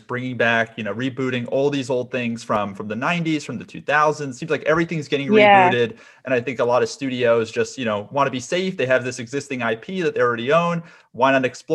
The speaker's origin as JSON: {"language": "English", "area": "Westchester", "region": "New York", "country": "United States", "said": "I'm from Westchester myself"}